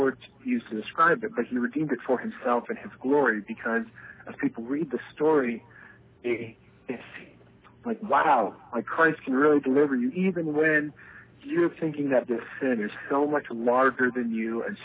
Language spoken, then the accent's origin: English; Delaware, United States; moved away as an adult; also born or lived in California; I grew up in Delaware